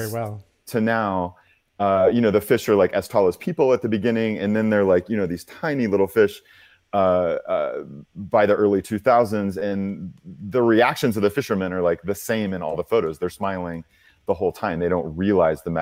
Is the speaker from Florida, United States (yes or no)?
no; Oklahoma, United States; I'm from Oklahoma. I'm from a very conservative place